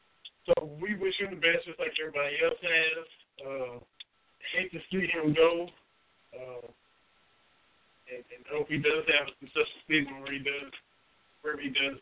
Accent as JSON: {"language": "English", "region": "southeast Kentucky", "country": "United States", "tie": "born or raised there", "said": "hour and a half from where I grew up being in Corbin. Corbin's about halfway from where I grew up to Lexington."}